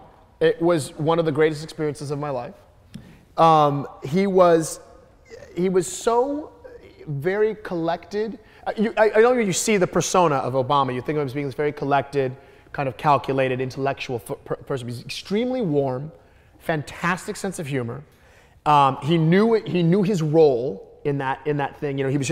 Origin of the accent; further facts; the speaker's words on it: Midwest, United States; I mean a dialect that has its origins in the South, especially because I'm from the Midwest.